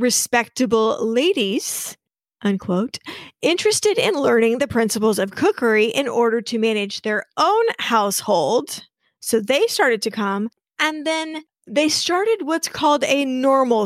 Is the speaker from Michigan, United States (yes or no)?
no; Wichita, Kansas, United States; I grew up in Wichita